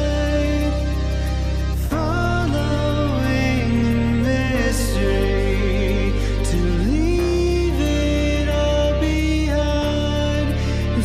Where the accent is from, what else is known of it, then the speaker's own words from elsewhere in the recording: Denver, Colorado, United States; moved away; my family's from Colorado. We're from Denver